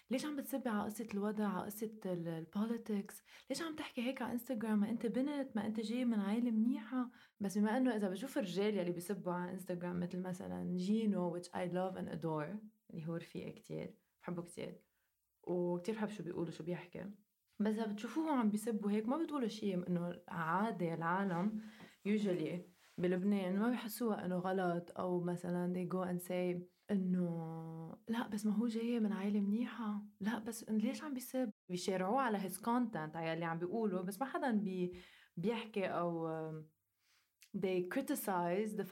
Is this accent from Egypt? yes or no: no; Lebanon; اللي ما بيعرف انه انا لبنانيه انا لبنانيه وعايشه بلبنان